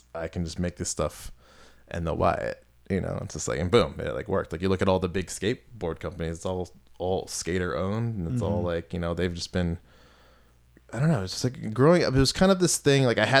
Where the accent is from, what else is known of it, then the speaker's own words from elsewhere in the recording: Kensington, Maryland, United States; I'm from Montgomery County, Maryland originally, a town called Kensington, and it was an interesting place to live, because where I lived was, I was like on in between like working class and like upper middle class.